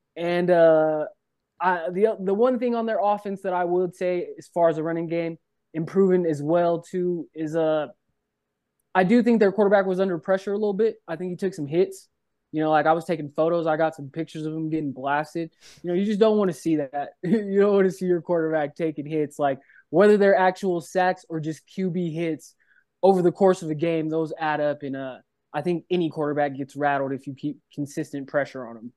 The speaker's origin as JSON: {"language": "English", "region": "Colorado", "country": "United States", "tie": "born or raised there", "said": "I grew up in Colorado"}